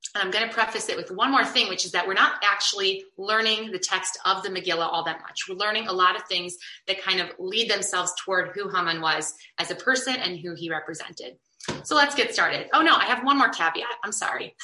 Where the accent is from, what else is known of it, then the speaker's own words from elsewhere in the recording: Chicago, Illinois, United States; I have a lot of really positive, wonderful memories from growing up in Chicago